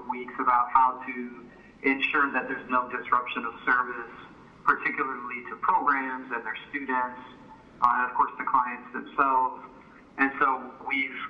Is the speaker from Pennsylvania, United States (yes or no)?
no; rural Oklahoma, United States; also born or lived in Michigan; I was born in Michigan, but I grew up primarily in rural Oklahoma.